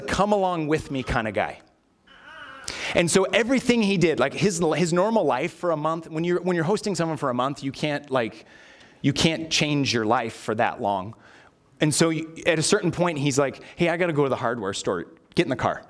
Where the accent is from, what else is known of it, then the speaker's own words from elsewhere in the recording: California, United States; now in Minnesota, United States; I was born here in Minnesota, but then moved to California, and all my family still lived here.